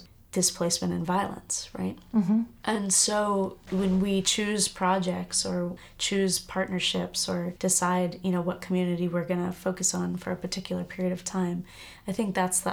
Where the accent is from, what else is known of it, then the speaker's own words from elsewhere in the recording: United States; also born or lived in New York; I'm third generation in the US